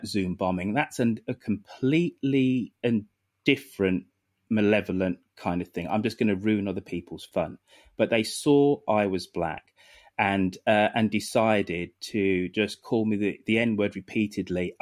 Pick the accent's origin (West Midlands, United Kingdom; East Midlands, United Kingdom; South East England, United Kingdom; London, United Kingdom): West Midlands, United Kingdom; Birmingham; I'm a bloody 5'7" Brummy bloke